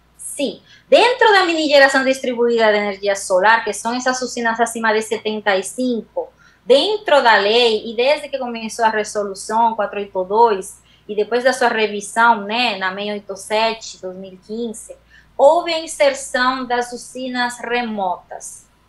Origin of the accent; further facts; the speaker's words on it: Dominican Republic; Portuguese is a second language; moved away as an adult; also born or lived in Madrid, Spain; now in Brazil; me formei na República Dominicana, que é a minha terra, uma ilha do Caribe, onde eu nasci